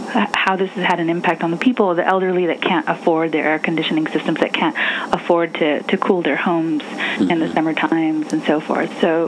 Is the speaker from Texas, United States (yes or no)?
yes; San Antonio, Texas, United States; I'm a San Antonio native, born and raised here in San Antonio, Texas. I think for me, growing up in the West Side